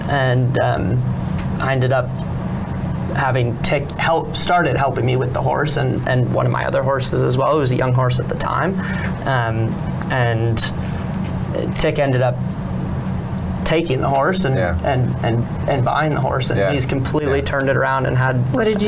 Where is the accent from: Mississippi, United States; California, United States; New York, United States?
California, United States; California, Southern California.